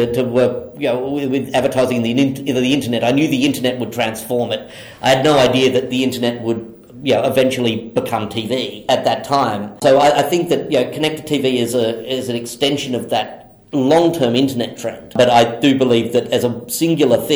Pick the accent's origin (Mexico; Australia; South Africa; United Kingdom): Australia; being Australian